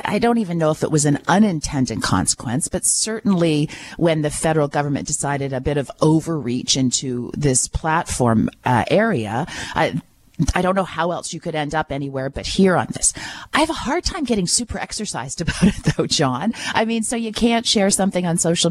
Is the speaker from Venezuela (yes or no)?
no; Listowel, Ontario, Canada; I come from Listowel. I understand how important that Listowel hospital is to our community